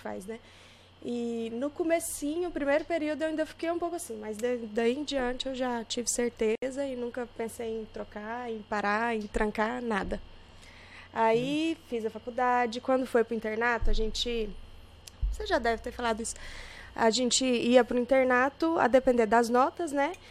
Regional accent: Gurupi, Tocantins, Brazil; also born or lived in Goiânia; Eu sou de Gurupi, nascida em Gurupi

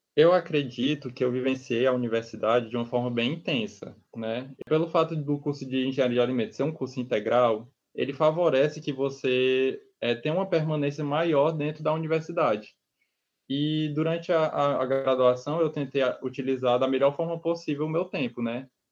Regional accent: Itapipoca, Ceará, Brazil; moved away as an adult; also born or lived in Fortaleza; nascido no interior do estado do Ceará. É, eu sou da cidade de Itapipoca. E eu me mudei para Fortaleza

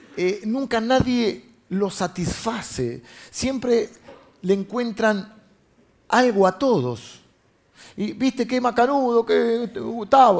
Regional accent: Buenos Aires, Argentina; nosotros los de Buenos Aires

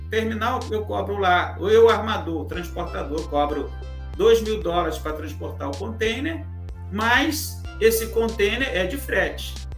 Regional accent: Rio, Rio de Janeiro, Brazil; nascido no Rio

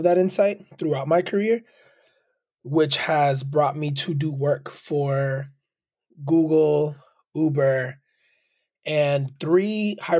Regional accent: Lawrence, Massachusetts, United States; also born or lived in Manhattan, New York; I was born in Manhattan, New York, raised by a single mother born in Queens, New York. We moved to Lawrence, Massachusetts

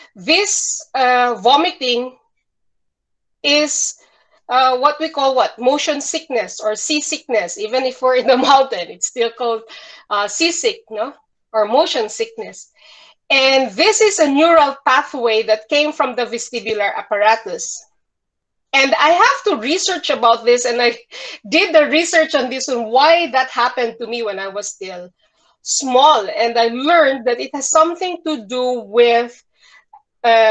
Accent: Bukidnon, Northern Mindanao, Philippines; I grew up in Bukidnon, and Bukidnon is a mountainous region in smack in the middle of Mindanao.

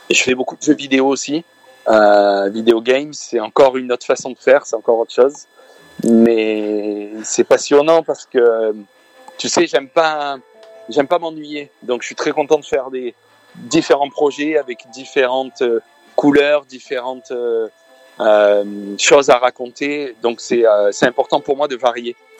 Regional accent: France; je suis de France. Je I'm a French guy. I was born in France, mais but my parents are from Lebanon

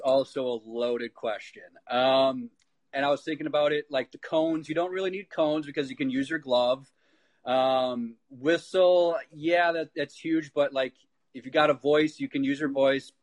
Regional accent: North Lake, Wisconsin, United States; I'm from Northlake, Wisconsin, so like where Arrowhead High School is, and I pretty much uh, started with the Waukesha youth hockey.

